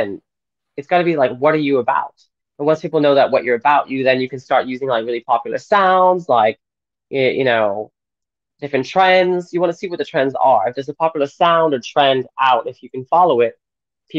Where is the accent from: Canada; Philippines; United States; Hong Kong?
United States; Austin, Texas; moved away as an adult; also born or lived in London; I grew up in Austin, Texas, but I moved away after college to London